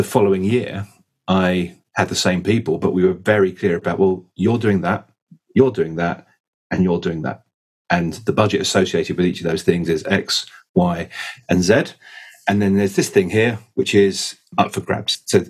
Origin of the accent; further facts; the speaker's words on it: United Kingdom; maybe we're very British, it's a very difficult thing for people to talk about.